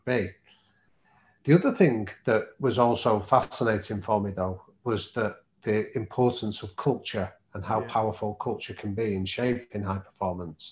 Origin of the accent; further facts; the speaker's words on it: Manchester, North West England, United Kingdom; I grew up in North Manchester.